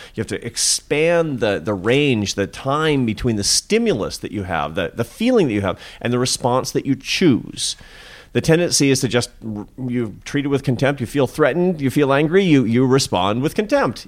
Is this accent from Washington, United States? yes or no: yes; Seattle, Washington, United States; I'm from Seattle and my mother was an artist